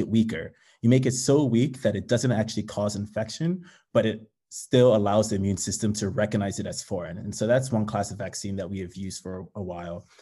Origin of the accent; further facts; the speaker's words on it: New York City, New York, United States; also born or lived in Nigeria; I was born in Nigeria and immigrated to the U S to the Bronx at the age of two with my parents